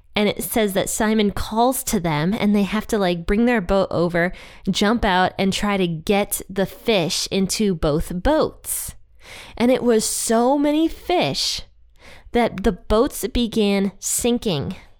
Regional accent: Ohio, United States; Ohio has been killing it since the beginning because that's my home state

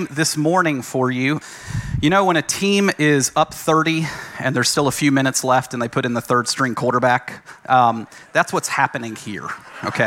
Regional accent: Franklin, Tennessee, United States; moved away as an adult; also born or lived in Massachusetts; I grew up in Franklin, Tennessee.

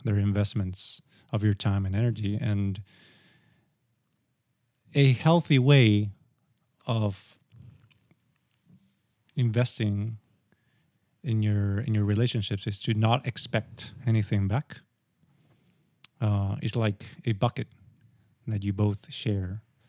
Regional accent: Sri Lanka; now in Japan; And then I come to Japan and I'm like, oh, I'm from Sri Lanka.

